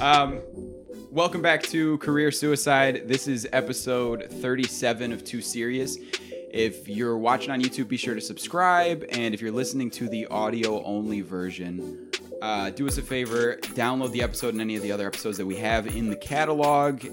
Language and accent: English; Clarence, New York, United States; I'm from Clarence